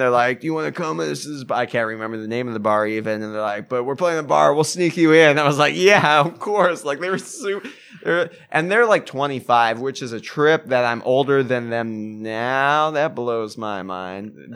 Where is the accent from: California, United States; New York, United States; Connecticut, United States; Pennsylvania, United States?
California, United States; Fullerton; also born or lived in New Jersey; I grew up in Fullerton.